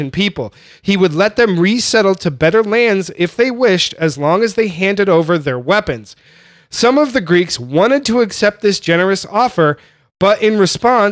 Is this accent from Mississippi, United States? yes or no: no; California, United States; I grew up in California, so I'm a straight Mexican food guy